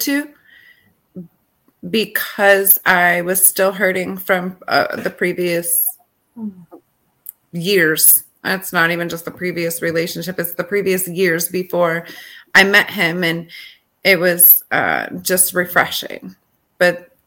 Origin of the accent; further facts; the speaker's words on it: Rochester, New York, United States; I'm from Rochester, New York, born and raised here